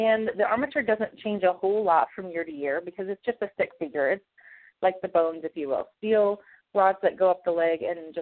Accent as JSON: {"language": "English", "town": "Toledo", "region": "Iowa", "country": "United States", "tie": "born or raised there", "said": "I was a 4-H club member in my hometown of Toledo, Iowa"}